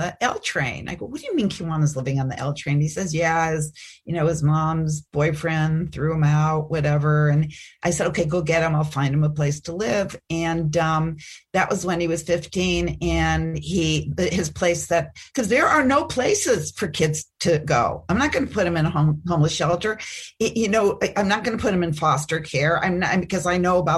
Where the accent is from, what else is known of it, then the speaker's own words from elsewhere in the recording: Chicago, Illinois, United States; moved away as an adult; also born or lived in Fairfield, Iowa; I grew up in Chicago